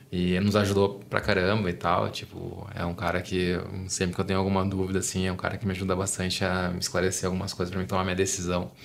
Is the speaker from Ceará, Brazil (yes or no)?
no; Gaúcho, Rio Grande do Sul, Brazil; now in São Paulo, Brazil; eu sou gaúcho, tava em Porto Alegre com a minha família e tal, visitando meus pais